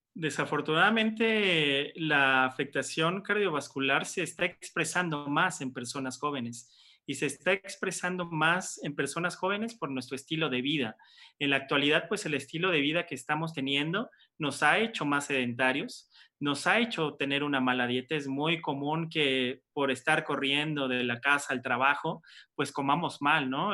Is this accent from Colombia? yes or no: no; Mexico; como buen mexicano